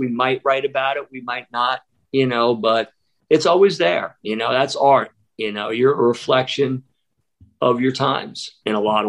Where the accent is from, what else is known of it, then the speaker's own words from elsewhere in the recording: Columbus, Ohio, United States; So I'm from Columbus, Ohio.